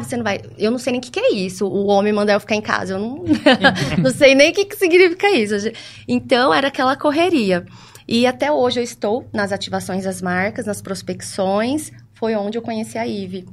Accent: Ribeirão Preto, São Paulo, Brazil; sou natural de Ribeirão Preto

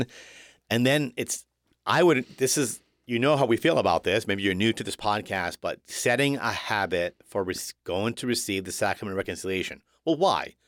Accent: Woonsocket, Rhode Island, United States; This is my hometown. Born in Bread, the great city of Woonsocket

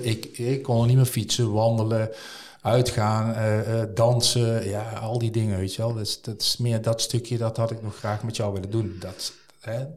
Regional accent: Nuenen, North Brabant, Netherlands; al heel mijn leven heb ik daar, heb ik daar gewoond

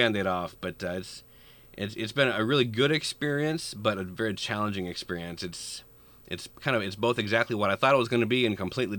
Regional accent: Bellevue, Nebraska, United States; I mentioned that I grew up in Bellevue, Nebraska

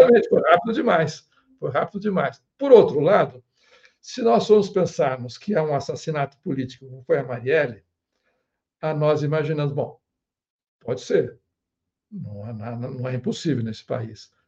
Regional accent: Brazil; nós brasileiros

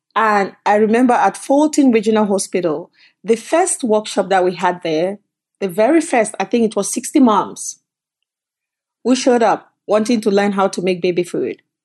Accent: Cameroon; moved away as an adult; also born or lived in Canada; now in United States; I came from Cameroon, but I actually came from Canada. So I left Cameroon, went to college in Canada, and then left and came to the United States.

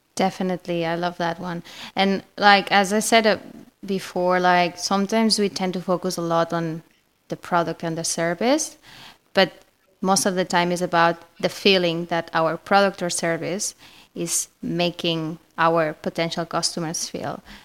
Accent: Spain; accent: Spanish; English is a second language; I'm Spanish, obviously. You can find, I mean, you can clearly know this because of my accent.

